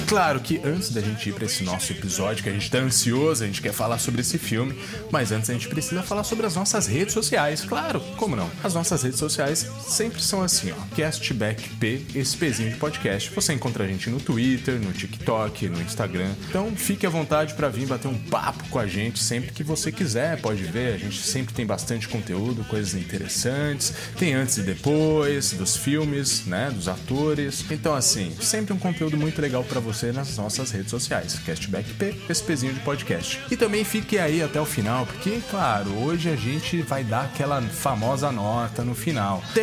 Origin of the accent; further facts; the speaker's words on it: São Vicente, São Paulo, Brazil; sou de São Vicente